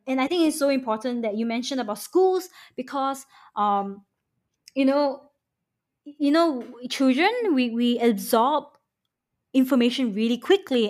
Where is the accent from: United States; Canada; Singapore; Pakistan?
Singapore; moved away; also born or lived in Manchester